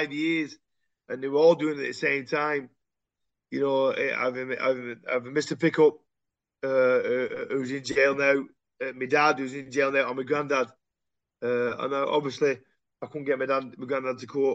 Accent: Royton, North West England, United Kingdom; also born or lived in High Compton / Shaw / Oldham; I'm from Royton

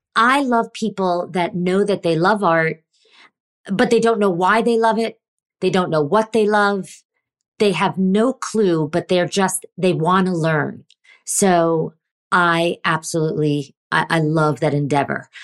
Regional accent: New York, United States; I grew up in New York and my dad

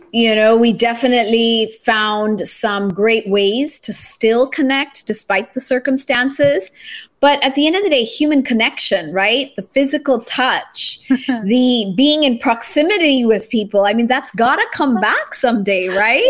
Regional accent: Japan; now in Philippines; I grew up in Japan

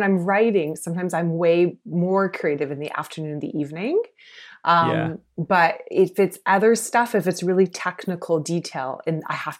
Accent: South Carolina, United States; now in Canada; I grew up in the States, actually, not in Canada. And I grew up in South Carolina. So quite conservative area.

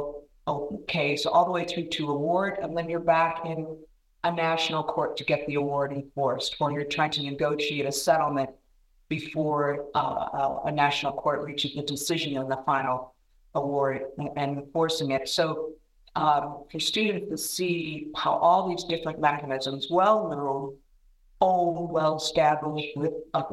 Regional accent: Indiana, United States; My home state of Indiana

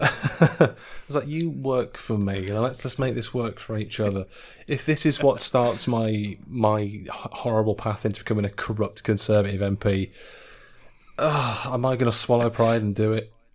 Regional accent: Staffordshire, West Midlands, United Kingdom; now in Leeds, United Kingdom; my hometown back in the Midlands in Staffordshire

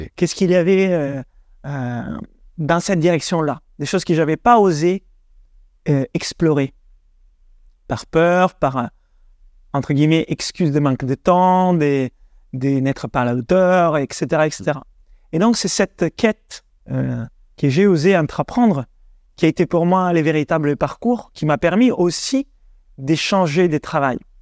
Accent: Italy; French is a second language; also born or lived in Denmark / England; now in France; d'origine italienne, 100% italien en réalité. J'ai grandi en Italie

